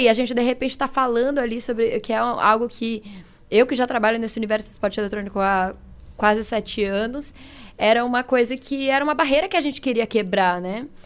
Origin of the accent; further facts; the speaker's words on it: São Paulo, Brazil; Sou de São Paulo